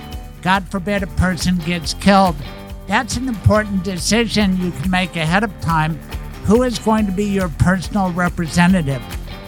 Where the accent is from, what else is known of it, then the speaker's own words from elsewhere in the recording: Colorado, United States; I'm from Colorado.